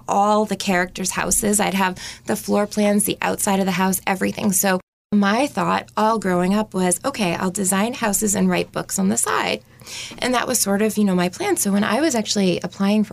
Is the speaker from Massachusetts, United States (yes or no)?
yes; Pembroke, Massachusetts, United States; I loved growing up in Pembroke